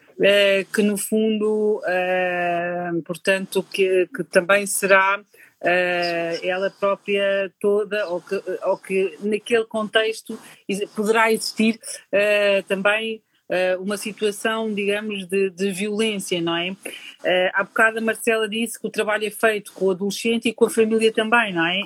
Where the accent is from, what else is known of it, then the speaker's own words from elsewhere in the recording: Portugal; eu sou aqui de Portugal